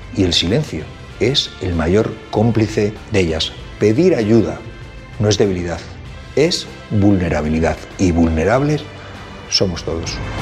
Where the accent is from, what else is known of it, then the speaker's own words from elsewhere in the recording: Madrid, Community of Madrid, Spain; soy de Carabanchel, Madrid